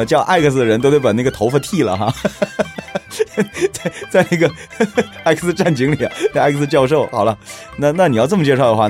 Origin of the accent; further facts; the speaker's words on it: China; 但是有一样的东西，就是在过年的时候，我们还是要遵循我们的传统啊，毕竟我们是中国人。